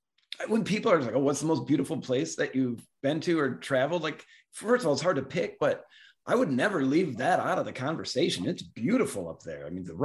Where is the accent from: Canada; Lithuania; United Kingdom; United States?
United States; Southeast Michigan; I'm from Southeast Michigan as well. And so like I spent some time in the UP.